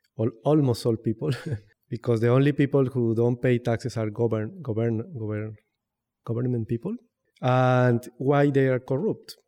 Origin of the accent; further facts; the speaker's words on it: Bogotá, Colombia; English is a second language; also born or lived in Popayán, Colombia; I am originally from Popayán. Popayán is a small town in the south, on the south of Colombia. But I am from Bogotá because I have lived there all my life, from since I was three years old.